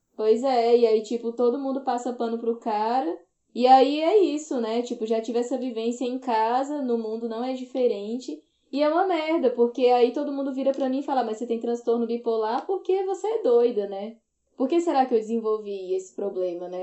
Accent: Ceará, Brazil; now in Brasília, Brazil; eu sou nordestina, né? Eu sou do Ceará, mas moro em Brasília há muito tempo.

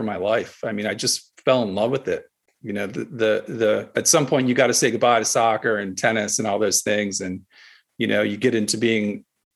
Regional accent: Westminster, Maryland, United States; moved away as an adult; also born or lived in Greensboro, North Carolina; now in Simsbury, Connecticut, United States; I grew up just north of Baltimore near the Mason-Dixon line, in a little town called Westminster, Maryland

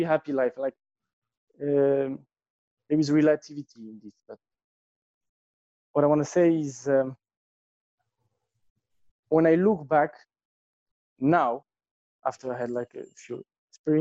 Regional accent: Tangier, Tanger-Tetouan-Al Hoceima, Morocco; I grew up in Morocco, in Tanger, which is a very small city

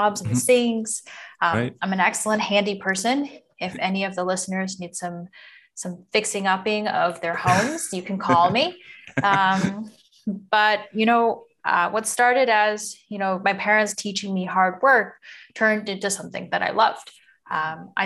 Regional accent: Washington, United States; moved away as an adult; also born or lived in New York / Beijing / Bay Area; I actually grew up in Washington State.

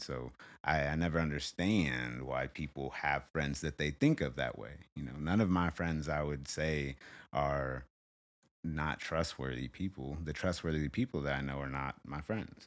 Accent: Arizona, United States; also born or lived in Kansas City; a chapter in growing up in Arizona

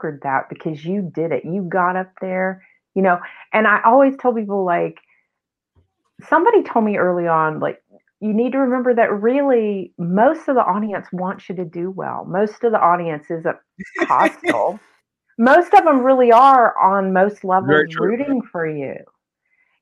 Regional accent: Memphis, Tennessee, United States; I grew up in Memphis and I just lived at home and went to college from home, basically.

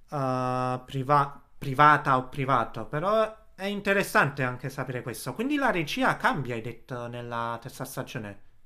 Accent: Naples, Campania, Italy; moved away; sono napoletano

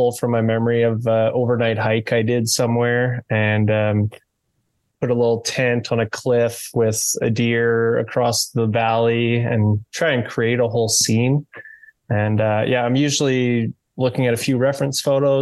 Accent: Canada; I'm Canadian carver, sculptor, maker.

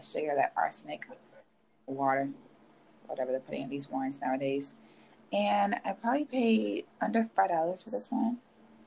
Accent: Chicago, Illinois, United States; I'm actually in Chicago. Oh, I'm in the city limits right now, but yeah, in my hometown

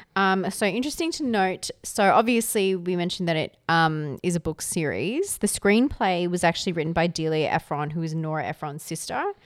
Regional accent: Canberra, Australian Capital Territory, Australia; I'm from Canberra

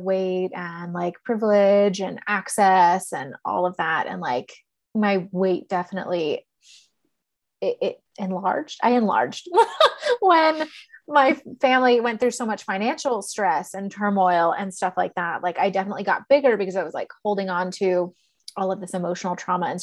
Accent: Texas, United States; I grew up in Texas

